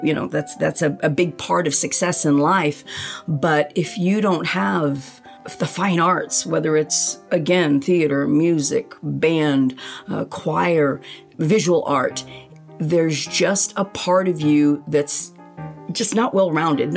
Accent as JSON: {"language": "English", "town": "Choctaw", "region": "Oklahoma", "country": "United States", "tie": "born or raised there", "also_born_or_lived": "Manila, Philippines", "said": "I am a Choctaw girl. I graduated in 81 from Choctaw High School."}